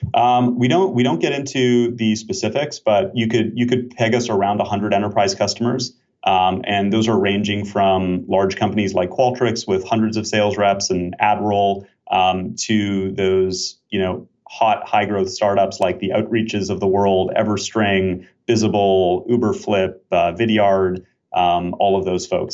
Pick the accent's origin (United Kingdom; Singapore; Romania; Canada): Canada; also born or lived in Switzerland / Israel; now in Bay Area, United States; I'm Canadian originally